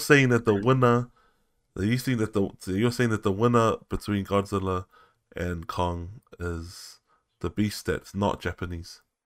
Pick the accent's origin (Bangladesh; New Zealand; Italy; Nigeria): New Zealand; growing up in New Zealand